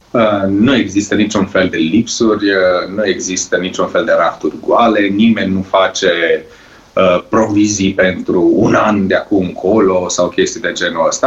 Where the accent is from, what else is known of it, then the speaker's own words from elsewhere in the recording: Romania; moved away; also born or lived in Norway; aici la noi în țară